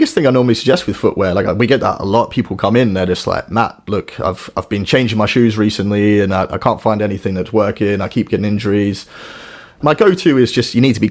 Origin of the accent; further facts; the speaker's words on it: Australia; moved away as an adult; I grew up in Australia originally, moved over here about 10 years ago now